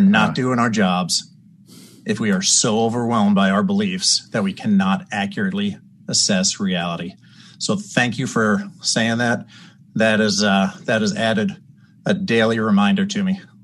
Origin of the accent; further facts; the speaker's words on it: Long Island, New York, United States; I grew up on Long Island